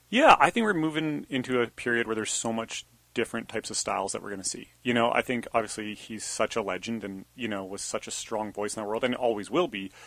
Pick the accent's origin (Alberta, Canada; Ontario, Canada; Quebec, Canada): Alberta, Canada; Banff; moved away as an adult; Sebastian and I grew up together in Banff, Alberta